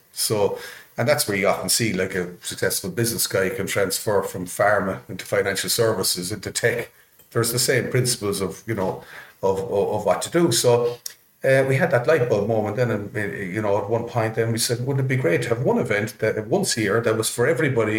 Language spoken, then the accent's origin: English; Ireland; also born or lived in Canada